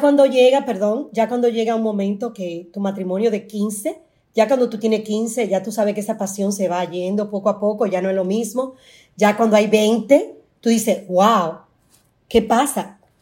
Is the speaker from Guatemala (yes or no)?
no; Dominican Republic; Yo soy dominicana